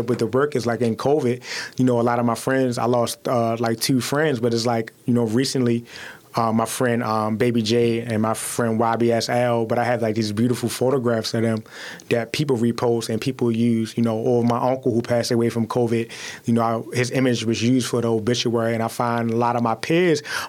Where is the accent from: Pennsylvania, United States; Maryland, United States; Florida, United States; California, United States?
Maryland, United States; Baltimore; I'm from Baltimore